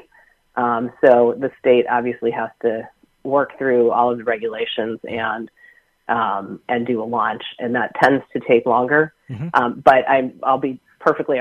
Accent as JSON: {"language": "English", "region": "New England", "country": "United States", "tie": "born or raised there", "moved": "yes", "lives_now": "California, United States", "said": "I grew up in New England as a Red Sox fan"}